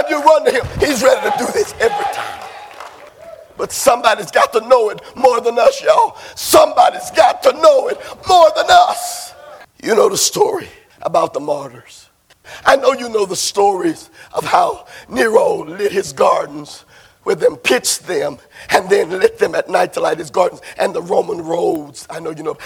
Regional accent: Barrett Station, Texas, United States; I'm from Barrett Station

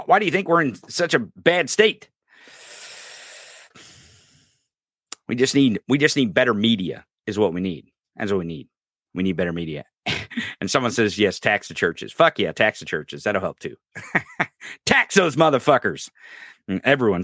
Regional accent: Lake of the Ozarks, Missouri, United States; I graduated from high school down by the Lake of the Ozarks. I'm from the Lake of the Ozarks here.

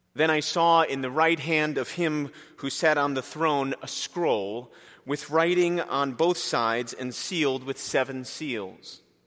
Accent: Princeton, New Jersey, United States; I was born and raised in Princeton, New Jersey

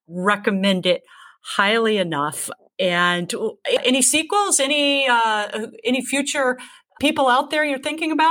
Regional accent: Mobile, Alabama, United States; my hometown of Mobile

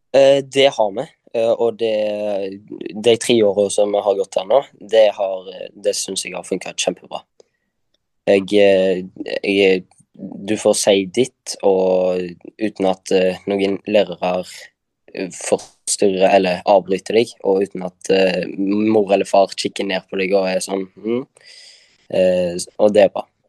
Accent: Kopervik, Rogaland, Norway; jeg kommer også fra Karmøy. Eh, Kopervik, nærmere bestemt

